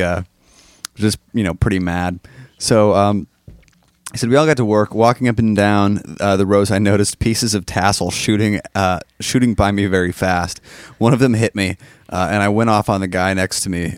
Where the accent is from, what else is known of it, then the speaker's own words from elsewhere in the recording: Midwest, United States; I'm the only one from the Midwest